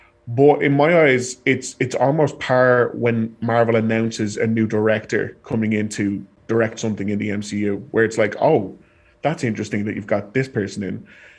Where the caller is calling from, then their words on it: Ireland; And as I'm calling from Ireland